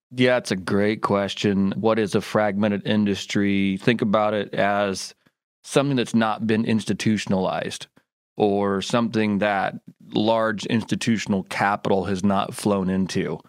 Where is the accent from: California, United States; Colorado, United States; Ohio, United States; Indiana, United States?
Indiana, United States; now in Memphis, United States; I grew up in Indiana